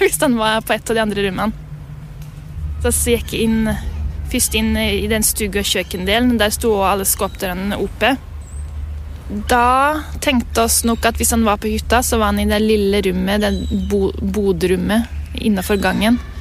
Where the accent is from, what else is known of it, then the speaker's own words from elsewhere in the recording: Lesja, Innlandet, Norway; Jeg kommer fra Lesja i Gudbrandsdalen. Lengst nord i Gudbrandsdalen